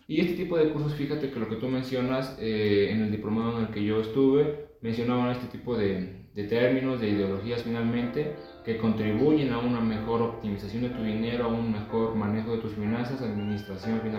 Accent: Mexico; como mexicanos no tenemos aquella cultura eh, financiera

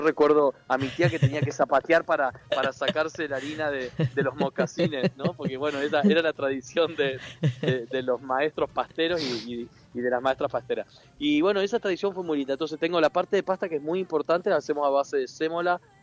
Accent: Entre Ríos, Argentina; born or raised there; moved away

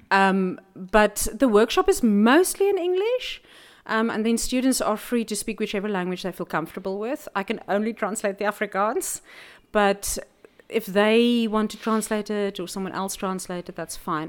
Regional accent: Namibia; now in South Africa; I grew up in Namibia and everything's flat.

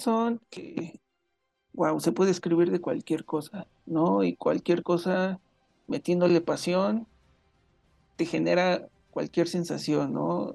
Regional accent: Mexico; la cultura mexicana específicamente, no conozco otras, bueno, más bien no he vivido dentro de otras culturas como sudamericanas o norteamericanas

